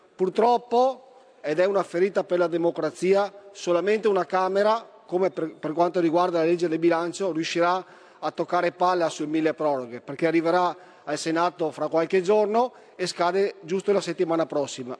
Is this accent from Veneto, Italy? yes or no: yes; Veneto, Italy; Da Veneto